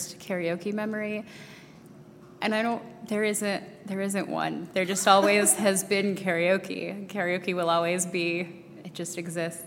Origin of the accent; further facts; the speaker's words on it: Colorado, United States; moved away as an adult; now in Washington, D.C., United States; I grew up out in Colorado